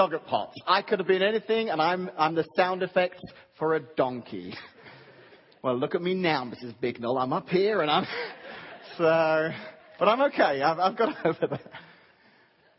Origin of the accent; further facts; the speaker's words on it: England, United Kingdom; moved away; when I was a little guy growing up in England, in my grade school, in our primary school as we called them